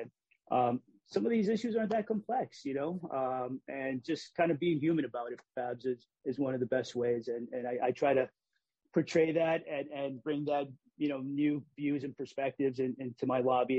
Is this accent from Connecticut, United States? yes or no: yes; Hartford, Connecticut, United States; What it's like to have been Puerto Rican growing up in Hartford and engaging the educational system.